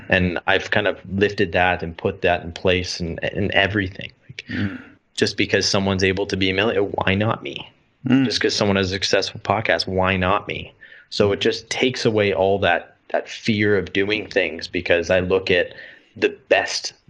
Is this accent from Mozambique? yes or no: no; Canada; moved away as an adult; growing up in Canada